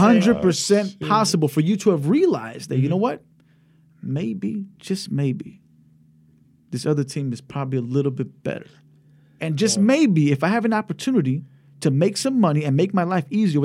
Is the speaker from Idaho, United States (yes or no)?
no; California, United States; You know, California.